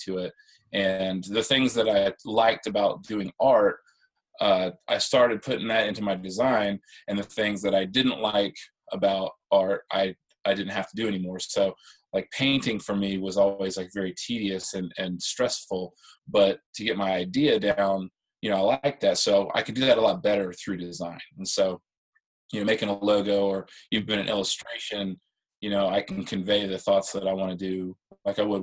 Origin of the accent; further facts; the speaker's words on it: Central Illinois, United States; moved away as an adult; also born or lived in Augusta, Georgia; I'm originally from the Midwest. I grew up in Illinois, in Central Illinois